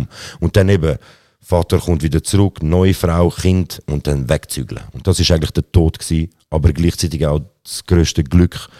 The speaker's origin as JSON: {"language": "German", "region": "Zurich", "country": "Switzerland", "tie": "born or raised there", "said": "Aber ich bin in Zürich geboren, äh, aufgewachsen auch"}